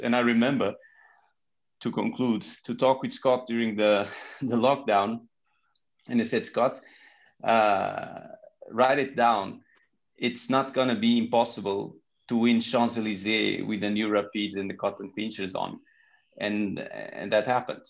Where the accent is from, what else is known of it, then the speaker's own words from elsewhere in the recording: Portugal; English is a second language; I'm from Portugal